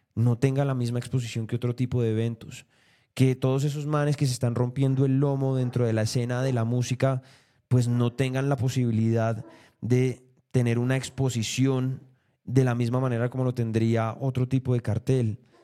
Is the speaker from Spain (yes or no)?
no; Colombia; como colombianos